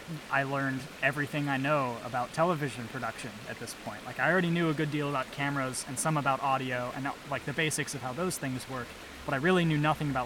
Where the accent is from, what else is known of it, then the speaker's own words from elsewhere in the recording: Portland, Oregon, United States; moved away; I grew up in Portland